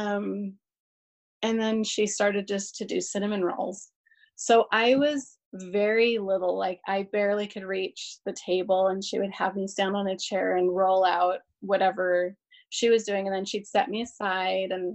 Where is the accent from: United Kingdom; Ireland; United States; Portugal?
United States; Southern California; I grew up in California, in Southern California